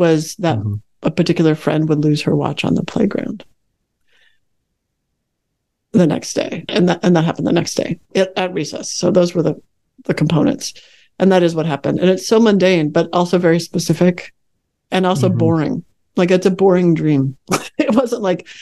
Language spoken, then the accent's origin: English; Chicago, Illinois, United States; also born or lived in Northern California; now in Fairfax, Virginia, United States; I grew up in the Chicago area, and moving to California was just like a dream